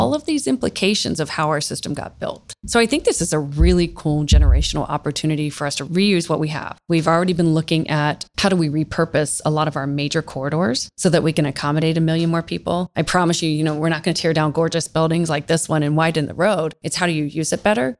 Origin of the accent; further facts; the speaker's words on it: Central Ohio, United States; Born and raised in Central Ohio, have lived in a few different places, but Columbus is my home.